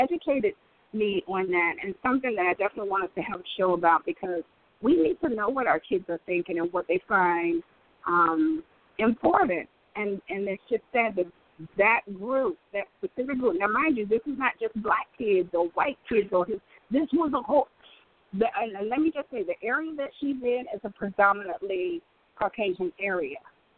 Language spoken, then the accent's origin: English; Detroit, Michigan, United States; where are you from? I'm from Detroit.